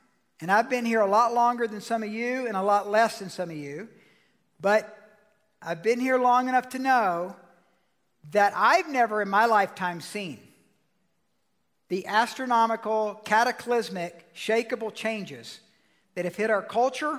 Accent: Georgia, United States; moved away; I'm from Georgia

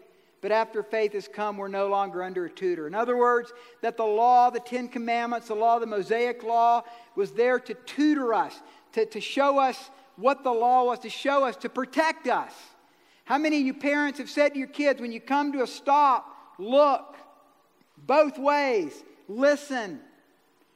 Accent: Georgia, United States; I'm from Georgia

